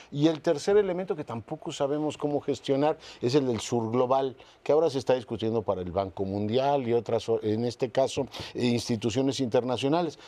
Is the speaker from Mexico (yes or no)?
yes; Mexico; particularmente desde México